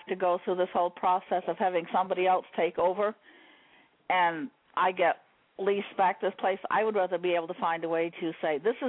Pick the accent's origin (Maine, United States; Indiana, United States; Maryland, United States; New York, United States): Maine, United States; I'm from Maine.